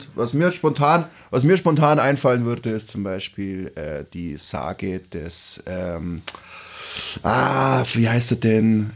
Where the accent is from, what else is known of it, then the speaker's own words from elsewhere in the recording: Augsburg, Bavaria, Germany; ich komm aus der Stadt